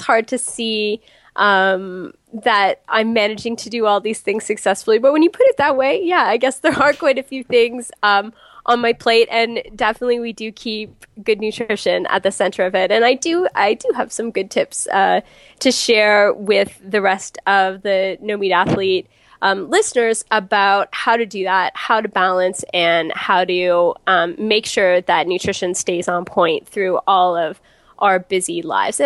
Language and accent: English; Canada; also born or lived in United States; now in Toronto, Canada; I'm Canadian